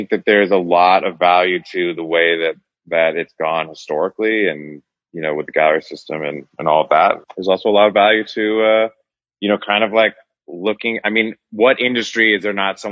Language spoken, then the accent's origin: English; Northern California, United States; born or raised there